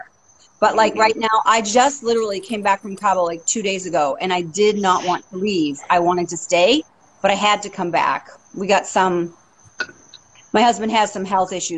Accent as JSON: {"language": "English", "town": "Boston", "region": "Massachusetts", "country": "United States", "moved": "as an adult", "lives_now": "Seattle, United States", "said": "I'm originally from Massachusetts"}